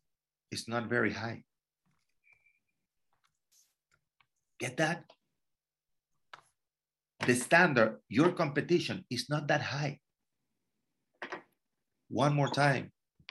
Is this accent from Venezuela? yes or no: yes; Venezuela; moved away; I'm from Venezuela